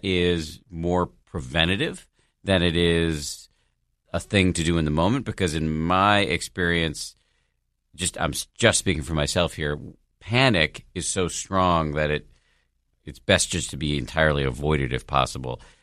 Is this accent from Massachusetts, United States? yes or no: yes; Boston, Massachusetts, United States; I grew up in Boston